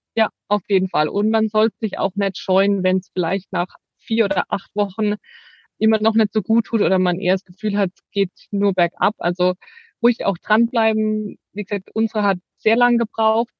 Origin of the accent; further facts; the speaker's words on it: Rhineland-Palatinate, Germany; wir kommen aus der Südpfalz